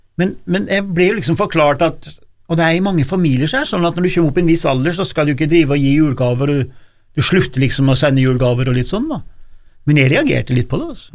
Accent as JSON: {"language": "Norwegian", "area": "Nord-Gudbrandsdalen", "region": "Innlandet", "country": "Norway", "tie": "born or raised there", "said": "Oppe i Nord-Gudbrandsdalen, for eksempel, det var jo ikke noe gatelys der jeg vokste opp"}